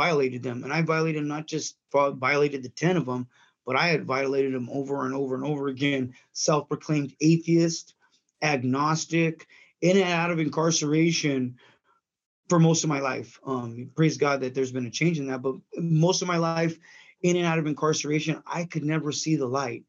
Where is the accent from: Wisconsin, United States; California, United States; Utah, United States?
California, United States; San Bernardino; I was raised out here in San Bernardino, California